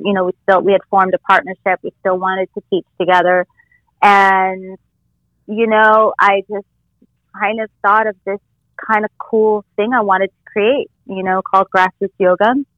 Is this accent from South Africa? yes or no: no; Costa Mesa, California, United States; also born or lived in Los Angeles, California; now in Florida, United States; growing up in Orange County in Southern yeah. California